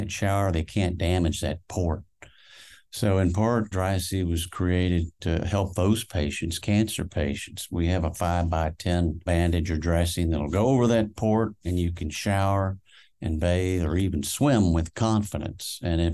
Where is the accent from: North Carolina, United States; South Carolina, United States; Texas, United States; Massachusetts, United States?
Texas, United States; Houston; born there; accent: Georgia; also born or lived in Augusta, Georgia / Austin; Yes, I was born in Houston. And I've lived other places. I lived in Austin when I went to the uni, the University of Texas. As a kid, third, fourth, and fifth grade, I lived in Augusta, Georgia. That's why I have this accent going.